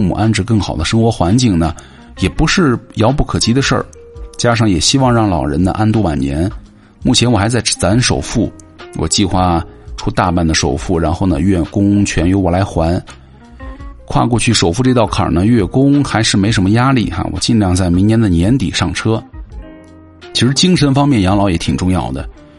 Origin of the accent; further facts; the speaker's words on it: Northeast China, China; moved away as an adult; now in Hangzhou, China; 我却是从出来的时候就是想着要回家的。我家在东北的一个四线城市。